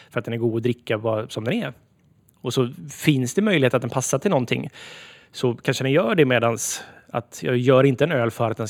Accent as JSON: {"language": "Swedish", "country": "Sweden", "said": "vi är så identitetslösa som svenskar så vi gärna bara så här snor en annans kultur"}